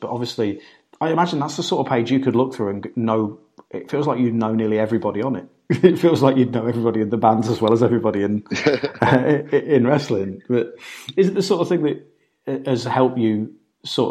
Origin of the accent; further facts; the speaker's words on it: United Kingdom; I grew up growing up in Britain, where we have a massive drink problem